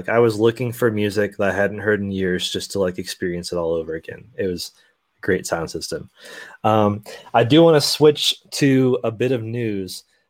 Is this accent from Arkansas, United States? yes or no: no; Columbia, Missouri, United States; moved away; my hometown of Columbia, Missouri, if I still lived there